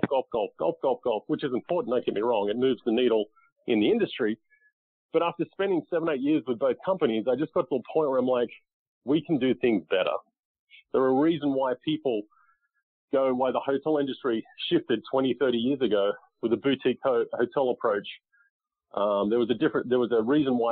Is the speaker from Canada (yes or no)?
no; Australia; moved away as an adult; now in United States; I grew up in Australia playing golf and then moved to the U.S. In 2001.